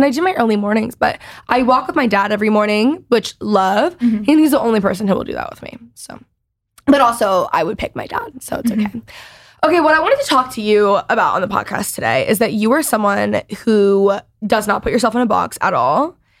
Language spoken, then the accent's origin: English; Dallas, Texas, United States; accent: Valley girl; I, for whatever reason, have this like godforsaken Valley girl accent when I grew up in Texas. I don't know where it came from. Like, I don't even I say y'all, but I don't have, I mean, no one really in Dallas has like strong accents